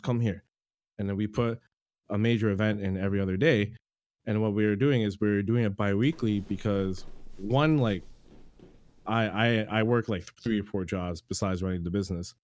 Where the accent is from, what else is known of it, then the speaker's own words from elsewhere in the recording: Toronto, Ontario, Canada; I'm from Toronto, Canada